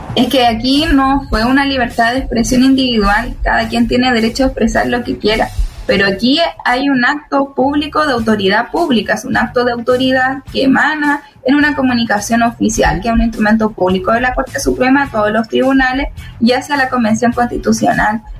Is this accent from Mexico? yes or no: no; Araucanía, Chile; que venimos de la Araucanía